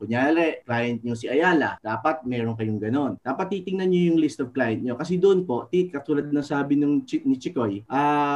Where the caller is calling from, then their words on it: Sharjah, United Arab Emirates; Ah, dito po sa UAE, sa Sharjah po ako.